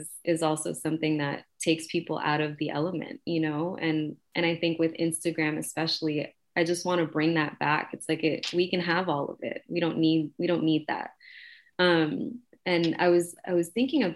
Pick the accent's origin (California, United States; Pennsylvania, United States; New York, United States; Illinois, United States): New York, United States; New York City; I was raised in Queensbridge, I was raised in the projects.